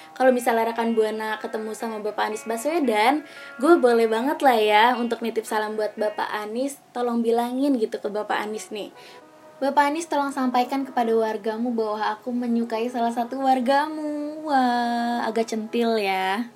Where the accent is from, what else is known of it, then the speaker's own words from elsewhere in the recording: Jakarta, Indonesia; kita juga warga Jakarta